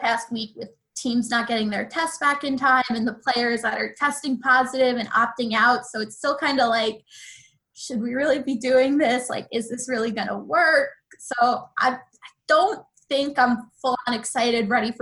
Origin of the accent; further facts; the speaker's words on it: Long Island, New York, United States; moved away as an adult; now in Washington, D.C., United States; I'm from Long Island, kind of wanted to go a little bit farther away for college.